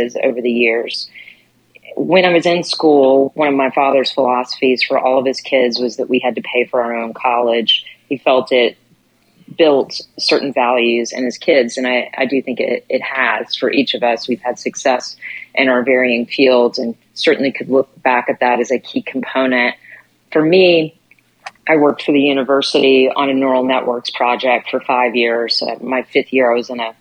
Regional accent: Jackson, Tennessee, United States; I grew up in Tennessee in a small town

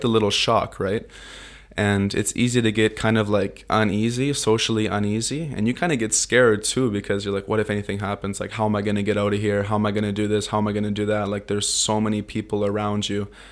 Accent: Vancouver, British Columbia, Canada; moved away as an adult; also born or lived in Toronto, Ontario; now in Tokyo, Japan; I grew up in Vancouver, Canada, since I was five years old. I was actually born in Toronto, Ontario on a farm

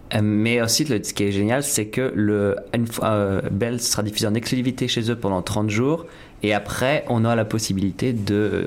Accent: France; moved away as an adult; now in Toronto, Canada; en tant que Français

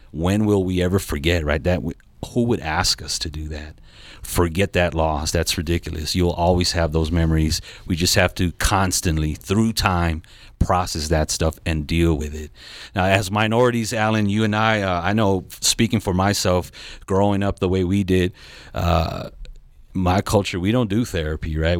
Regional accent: Southern California, United States; I'm from Southern California

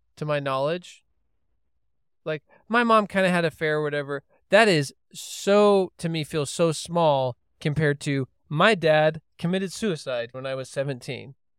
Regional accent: Holladay, Utah, United States; I grew up in Holiday, Utah

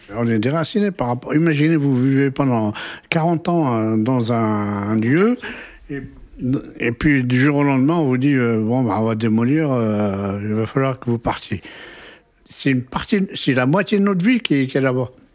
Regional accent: Maisons-Alfort, Île-de-France, France; also born or lived in Kabylie, Algeria; j'ai grandi à Maison-Alfort

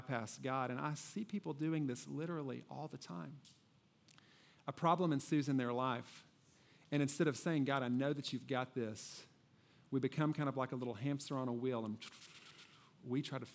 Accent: Kentucky, United States; I grew up in Kentucky

